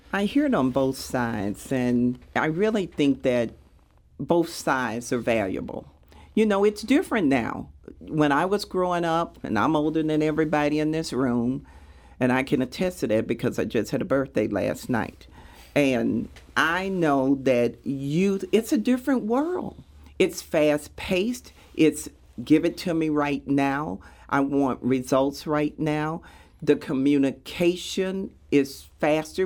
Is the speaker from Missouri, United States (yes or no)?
yes; Sikeston, Missouri, United States; now in St. Louis, United States; growing up in Sykeston